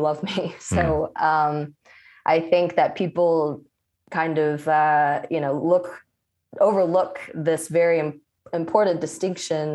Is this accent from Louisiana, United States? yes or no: yes; Louisiana, United States; also born or lived in South Korea; I was raised in Louisiana